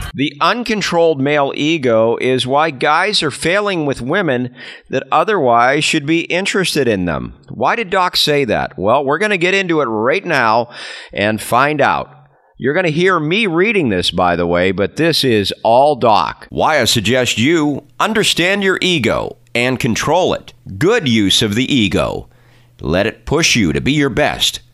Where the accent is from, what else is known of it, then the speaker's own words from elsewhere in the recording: California, United States; my home state of California